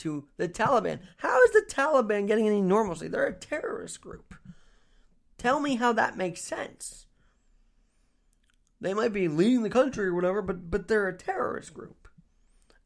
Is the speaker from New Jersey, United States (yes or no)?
no; New York City, New York, United States; As a New Yorker